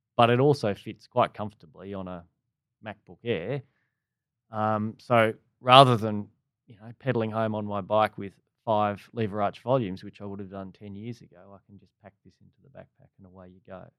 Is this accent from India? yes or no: no; Perth, Western Australia, Australia; moved away as an adult; now in Melbourne, Australia; me growing up in Perth